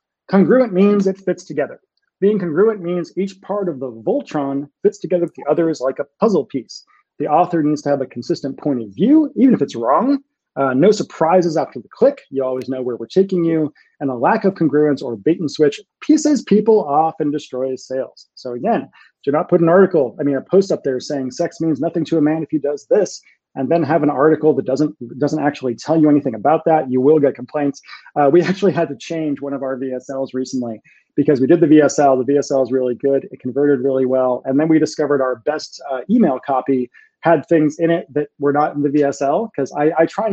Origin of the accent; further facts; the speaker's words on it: Massachusetts, United States; moved away; I'm from Massachusetts and we all talk that way when I'm home